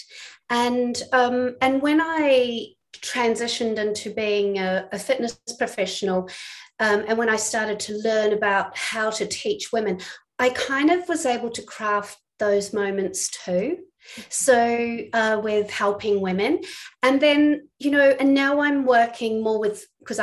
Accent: New Zealand; moved away as an adult; also born or lived in England; now in Melbourne, Australia; you can probably tell I'm not from Australia, I'm from New Zealand

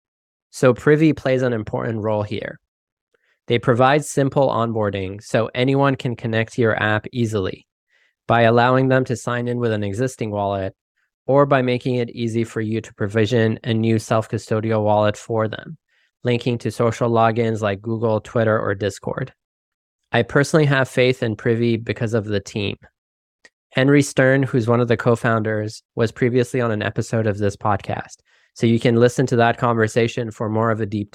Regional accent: Canada; I'm also Canadian

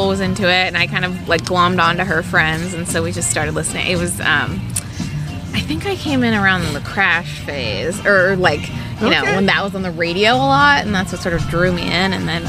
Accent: Palo Alto, California, United States; I grew up in Palo Alto, right near there.

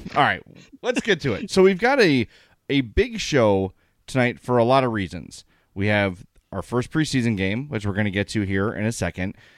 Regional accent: Chicago, Illinois, United States; I went to high school a block from Ford City Mall

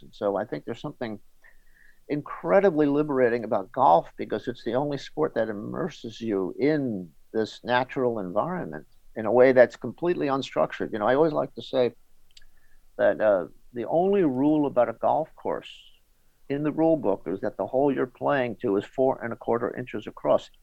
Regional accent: New York City, New York, United States; now in Connecticut, United States; I grew up in New York City, uh, the edge of the city.

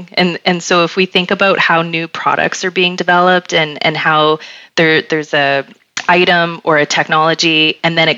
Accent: Canada; we're Canadian

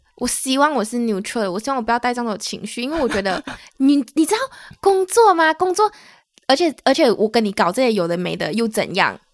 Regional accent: Malaysia; now in Taiwan; 我们是两位来自马来西亚人，目前都在台湾工作的社畜

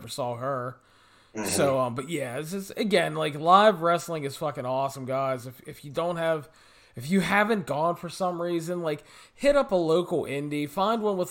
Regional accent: Pittsburgh, Pennsylvania, United States; I grew up in Pittsburgh

